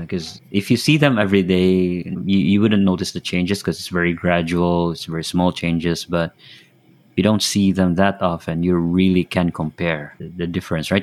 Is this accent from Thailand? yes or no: no; Philippines; moved away as an adult; now in Japan; now Japan, but um, originally from the Philippines